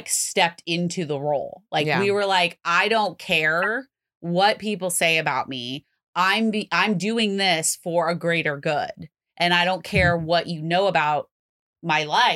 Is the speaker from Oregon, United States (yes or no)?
yes; Salem, Oregon, United States; we're from Salem